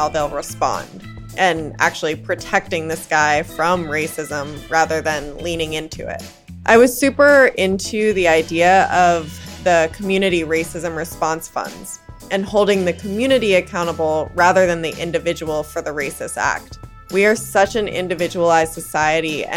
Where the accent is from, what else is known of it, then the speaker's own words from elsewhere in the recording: New York City, New York, United States; grew up in New York City. I grew up in Manhattan and Brooklyn.